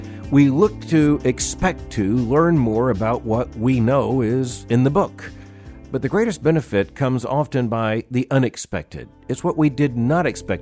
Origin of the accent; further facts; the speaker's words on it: United States; being an American